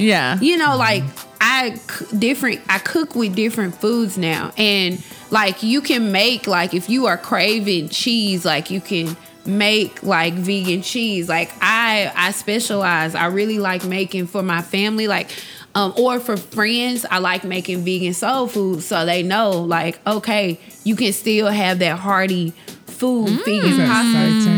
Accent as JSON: {"language": "English", "region": "the South", "country": "United States", "said": "Even though I'm from the South. Even when I was being from the South, like, wow."}